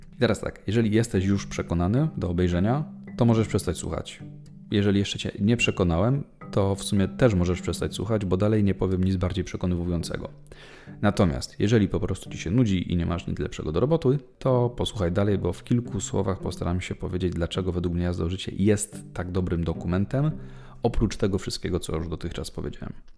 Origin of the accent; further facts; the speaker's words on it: Leszno, Greater Poland, Poland; jako rodowity leszczynianin